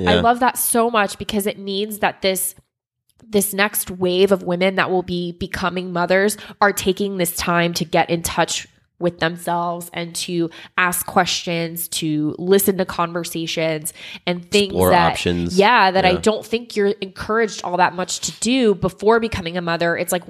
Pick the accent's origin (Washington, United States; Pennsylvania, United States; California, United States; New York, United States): California, United States; Sacramento; I'm from Sacramento, California, by the way. If you're ever out here, let me know.